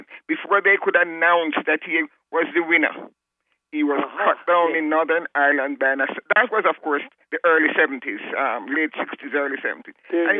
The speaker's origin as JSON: {"language": "English", "region": "Kingston", "country": "Jamaica", "said": "I am from Jamaica. Good old history and geography."}